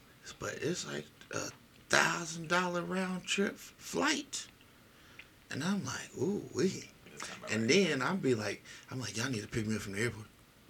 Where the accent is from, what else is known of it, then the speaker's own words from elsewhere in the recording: Nigeria; It's my father's name. I'm Igbo from the Igbo tribe.